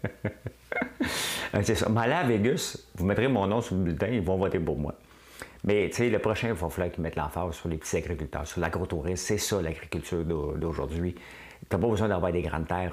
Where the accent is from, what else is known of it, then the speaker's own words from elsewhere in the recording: Quebec, Canada; c'était probablement mon maudit Québécois.